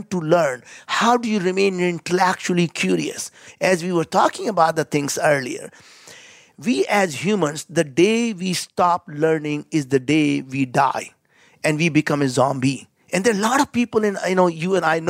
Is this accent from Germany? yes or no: no; India; as an Indian